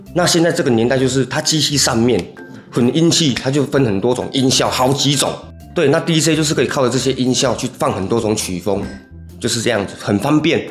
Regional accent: Taiwan; 我们台湾人

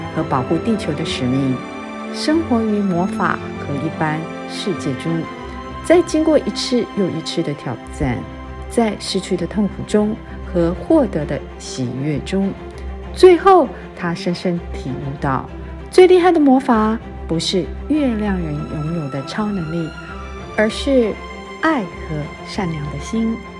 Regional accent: Taiwan; 我一直对台湾有一个很浓厚的感情，啊，大家都知道我是台湾人

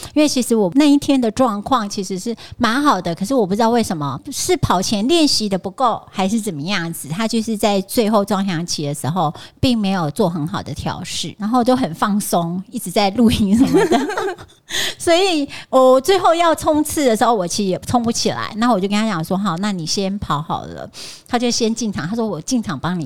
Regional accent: Taiwan; 我穿着台湾的国旗装，还是在我从台湾来的

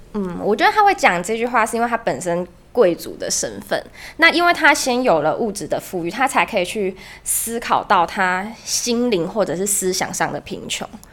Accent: Kaohsiung, Taiwan; 我来自高雄

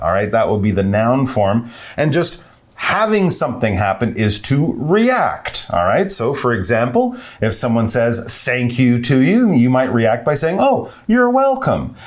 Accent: Canada; we're from Canada

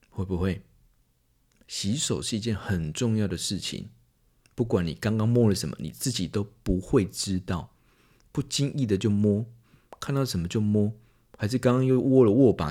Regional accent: Taiwan; 我们身在台湾，死在台湾

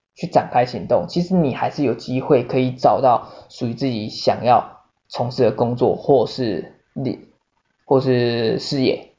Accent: Taiwan; 我们台湾人

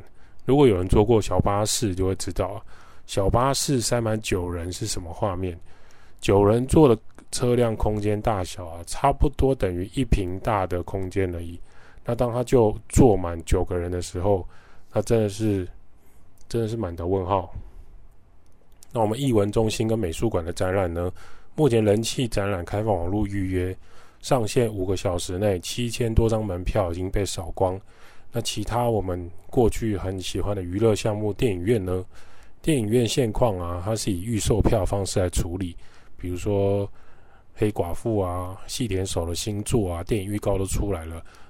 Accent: Taiwan; 我们都很喜欢台湾，所以我们在台湾长大、结婚、生子、定居，

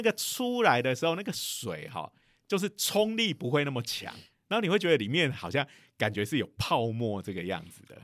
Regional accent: Taiwan; 不是只有我们台湾人喜欢洗东西

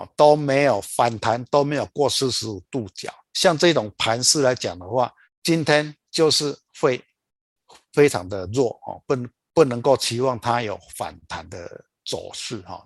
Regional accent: Taiwan; also born or lived in Chiayi; 我们台湾

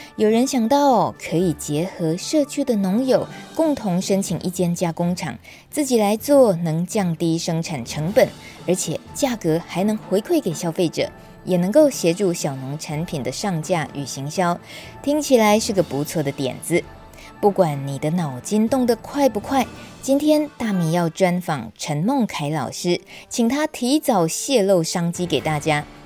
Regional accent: Yilan County, Taiwan; 我来自宜兰

